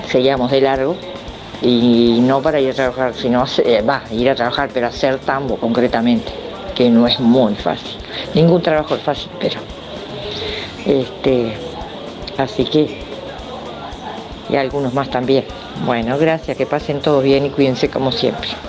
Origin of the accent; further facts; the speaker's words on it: Colonia, Uruguay; Sabés que yo no soy de acá, soy de Semillero Nacional La Estanzuela.